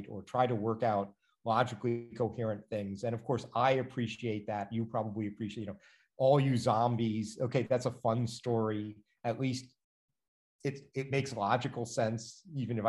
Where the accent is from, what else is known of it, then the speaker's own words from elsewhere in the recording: Washington, District of Columbia, United States; I grew up in Washington, DC